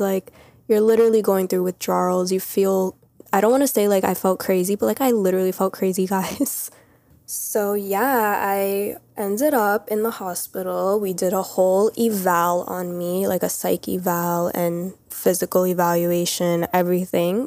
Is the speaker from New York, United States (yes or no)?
yes; New York, United States; I'm literally from New York. I've been around this many people my whole life.